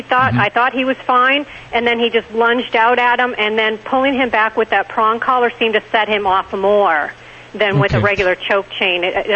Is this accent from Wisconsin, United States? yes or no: yes; Wisconsin, United States; now in Florida, United States; I'm in Florida now, but I'm from Wisconsin originally, which is what my accent is. But I'm in Florida here in the blistering heat.